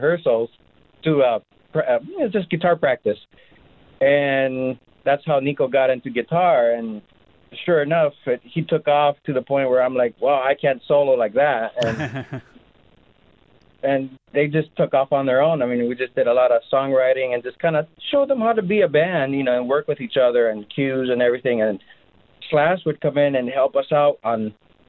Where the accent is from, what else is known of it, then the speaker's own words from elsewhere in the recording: Greece; now in Los Angeles, United States; My dad was a drummer back in the days, and he was a professional musician, and we grew up in Greece.